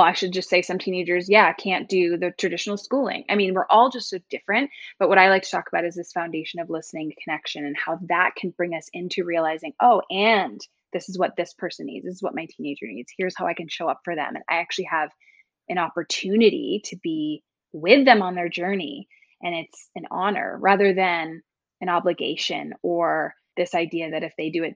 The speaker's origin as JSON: {"language": "English", "region": "East Coast", "country": "United States", "tie": "born or raised there", "said": "I grew up on the East Coast"}